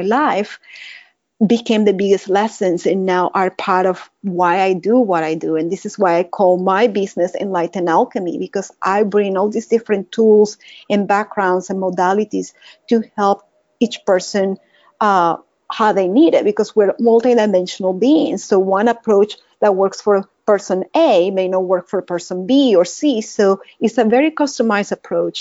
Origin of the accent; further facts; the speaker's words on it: Caracas, Capital District, Venezuela; English is a second language; moved away as an adult; now in Dallas, United States; this is not my Texan accent. I'm from Caracas, Venezuela